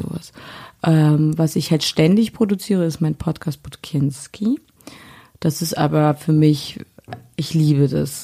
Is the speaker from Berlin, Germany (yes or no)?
yes; Berlin, Germany; Hier in Berlin